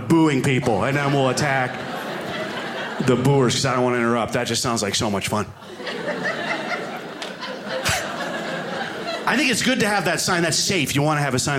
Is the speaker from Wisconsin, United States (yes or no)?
no; New York, United States; moved away as an adult; now in Alaska, United States; So I live in Alaska now, but I am from New York originally